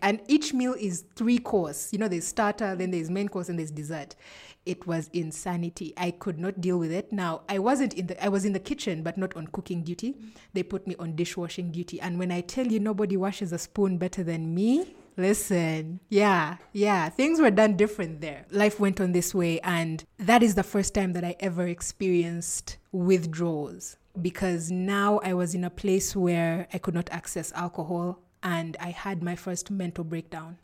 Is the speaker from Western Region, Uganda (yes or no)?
no; Entebbe, Central Region, Uganda; also born or lived in Kampala, Uganda; I grew up in Entebbe. That's where I was born